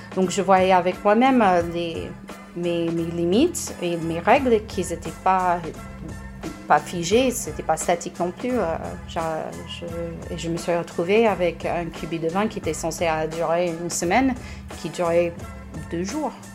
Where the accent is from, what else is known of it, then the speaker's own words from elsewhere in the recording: United States; French is a second language; moved away as an adult; now in Saint-Étienne, France; je suis américaine